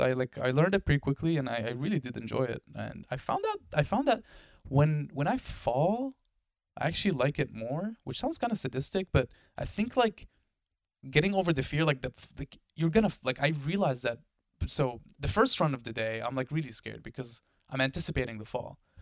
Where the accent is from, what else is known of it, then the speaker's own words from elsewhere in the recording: Syria; also born or lived in Delaware; now in United States; I come from Syria. We don't have snow in Syria.